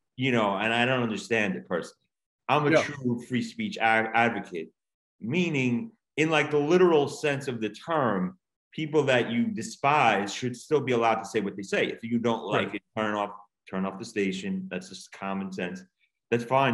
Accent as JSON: {"language": "English", "area": "Long Island", "region": "New York", "country": "United States", "tie": "born or raised there", "also_born_or_lived": "Queens, New York / Los Angeles / Ithaca, New York", "moved": "as an adult", "lives_now": "Montgomery, United States", "said": "I was born in Queens. I grew up in the Long Island area"}